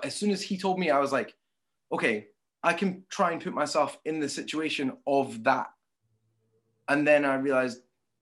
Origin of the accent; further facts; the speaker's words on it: Scotland, United Kingdom; a Scottish, British person